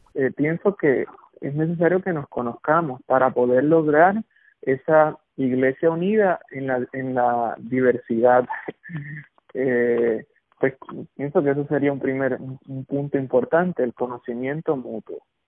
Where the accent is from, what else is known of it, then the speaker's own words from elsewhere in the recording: Puerto Rico; como puertorriqueños